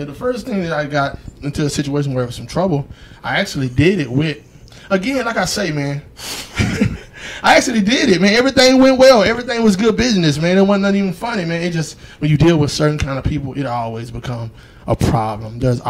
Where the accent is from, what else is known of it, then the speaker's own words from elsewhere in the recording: Dallas, Texas, United States; now in Houston, United States; I came from Dallas. You know what I mean? And it was a tough, hard, ghetto-ass existence before I came to Houston, man.